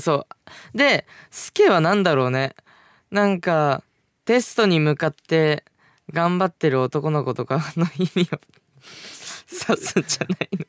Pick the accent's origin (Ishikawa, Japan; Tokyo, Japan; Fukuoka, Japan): Fukuoka, Japan; 僕、福岡 出身